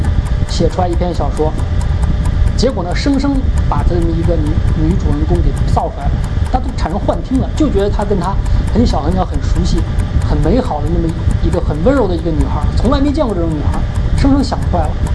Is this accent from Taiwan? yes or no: no; China; 因为我是中国人，虽然我没经历过那个十年动乱，但是我感受得到这种历史纠结